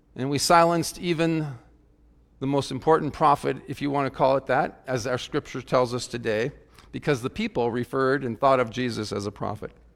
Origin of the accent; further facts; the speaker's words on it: South Dakota, United States; as a youngster growing up in South Dakota